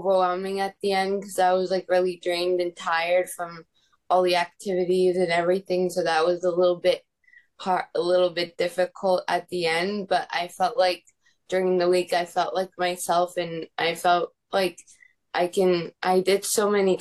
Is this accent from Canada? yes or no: yes; Montreal, Quebec, Canada; I'm 18. I'm from Montreal, Canada